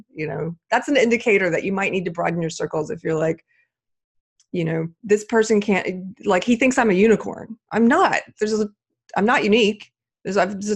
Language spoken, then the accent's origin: English; South Carolina, United States; my home state of South Carolina